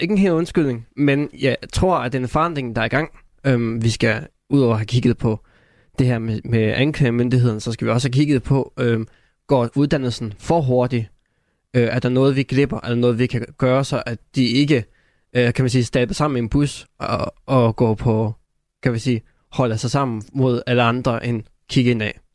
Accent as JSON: {"language": "Danish", "area": "North Jutland", "region": "North Denmark Region", "country": "Denmark", "said": "der hvor jeg kommer fra"}